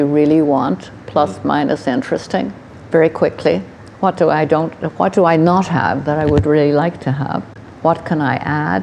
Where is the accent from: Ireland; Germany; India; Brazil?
Ireland; Dublin; I was born in Oscar Wilde's house